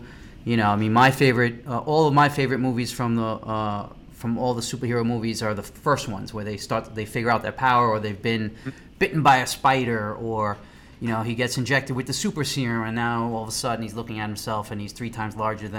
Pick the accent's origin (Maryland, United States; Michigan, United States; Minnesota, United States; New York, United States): New York, United States; I grew up in Queens